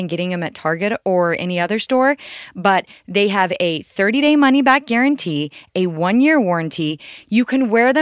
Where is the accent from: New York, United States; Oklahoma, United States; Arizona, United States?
Arizona, United States; I am from Arizona and it is always really hot here pretty much.